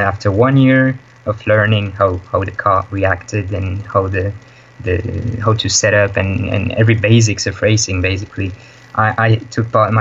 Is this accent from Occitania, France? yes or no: yes; Nîmes, Occitania, France; moved away as an adult; now in Netherlands; My hometown is called Nîmes. It's in the south of France.